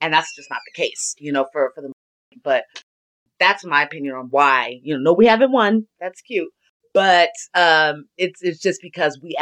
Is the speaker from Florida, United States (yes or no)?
no; Elk Grove, California, United States; I'm from Elk Grove